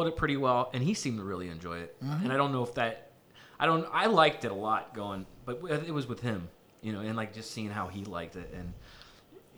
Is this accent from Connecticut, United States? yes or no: no; Punxsutawney, Pennsylvania, United States; There was a place that I grew up in Punxsie